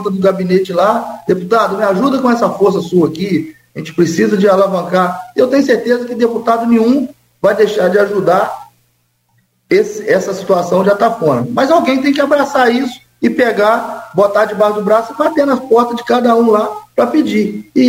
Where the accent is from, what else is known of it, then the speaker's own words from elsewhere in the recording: São Francisco de Itabapoana, Rio de Janeiro, Brazil; Eu fui criado ali em São Francisco Tabapuana, Santa Clara, Sossego, então é o mesmo ambiente.